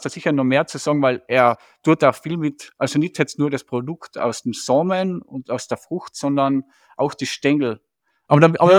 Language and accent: German; Striebach, Tyrol, Austria; ich bin ja in Striebach aufgewachsen